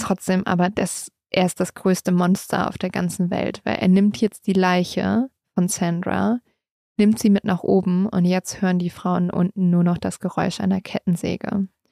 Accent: Germany; bei uns in Deutschland

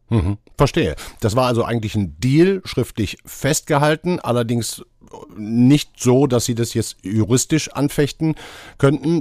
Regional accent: Duisburg, North Rhine-Westphalia, Germany; meine Heimatstadt

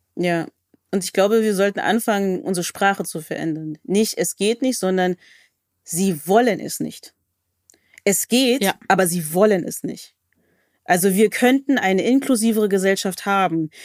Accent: Berlin, Germany; ich komme aus Berlin

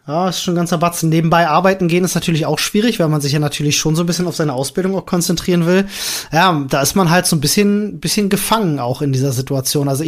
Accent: Berlin, Germany; Ich bin ja in Berlin groß geworden und in Berlin hast du ja eigentlich immer irgendwo Wohnungen, die frei sind, die du mieten kannst.

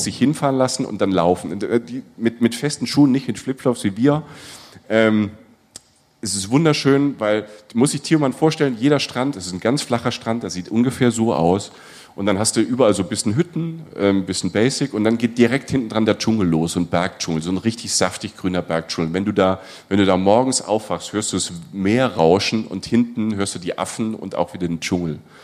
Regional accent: Germany; wir als Deutsche

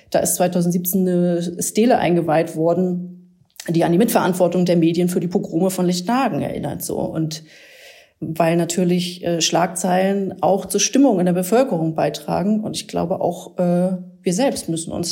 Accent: Rostock, Mecklenburg-Vorpommern, Germany; wenn ich heute in meiner Heimatstadt bin, denke ich, viel hat sich getan, aber natürlich gibt's dann noch, sehe ich dann, dass bei Spielen von FC Hansa Rostock Banner hochgehalten werden mit homofeindlichen Sprüchen.

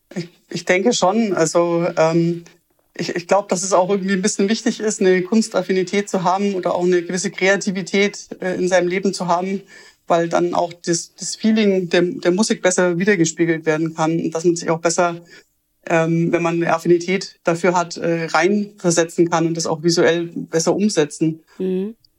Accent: Augsburg, Bavaria, Germany; ich komme aus einer Kleinstadt, aus Augsburg

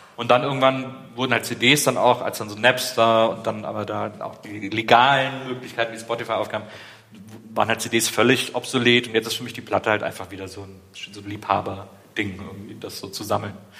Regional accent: Wesseling, North Rhine-Westphalia, Germany; ich bin ja da im Kölner Raum aufgewachsen

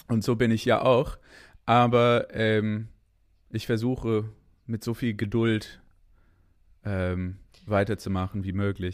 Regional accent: Canada; German is a second language; moved away as an adult; now in Berlin, Germany; ich bin Kanadier

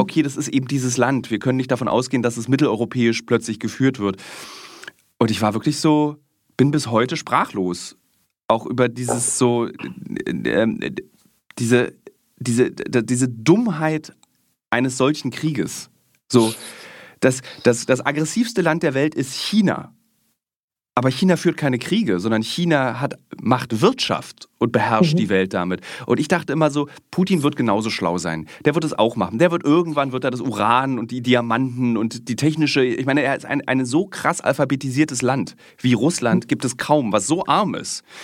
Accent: East Germany, Germany; als Ossi

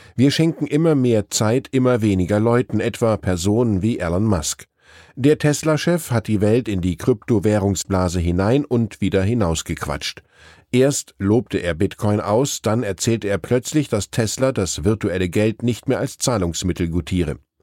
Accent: Wiesbaden, Hesse, Germany; In meiner Heimat Wiesbaden-Rheingau

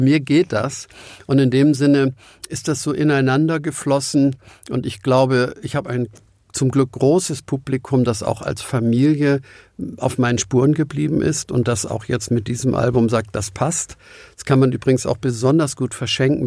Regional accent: Hamburg, Germany; auch als Hamburger

